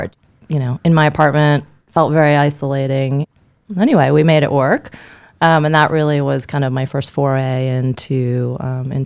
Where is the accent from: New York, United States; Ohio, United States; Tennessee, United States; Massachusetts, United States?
New York, United States; born and raised in New York